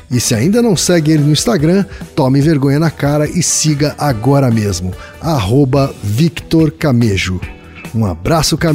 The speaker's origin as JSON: {"language": "Portuguese", "region": "Minas Gerais", "country": "Brazil", "tie": "born or raised there", "said": "principalmente para o sul de Minas, na minha cidade natal"}